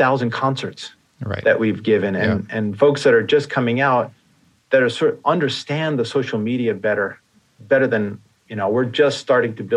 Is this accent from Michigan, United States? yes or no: no; New York, United States; I grew up in New York and there was a furniture store, Sims